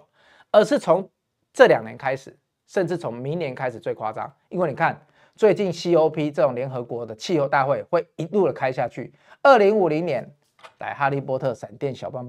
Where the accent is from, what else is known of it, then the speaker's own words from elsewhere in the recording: Taiwan; 你现在看台湾，我们台湾人用电是很幸福的，因为我们电价很便宜。